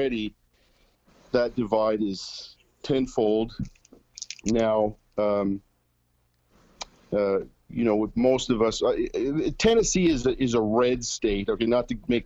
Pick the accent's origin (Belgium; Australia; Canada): Canada; now in Nashville, United States; We're Canadian citizens living in the U.S. and working in the U.S.